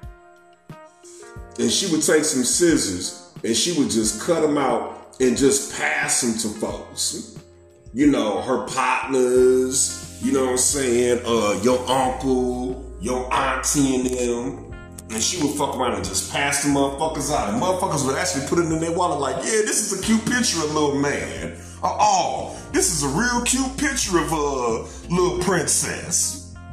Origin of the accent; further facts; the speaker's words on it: St. Louis, Missouri, United States; I'm from St. Louis, but my peoples is from Biloxi, Mississippi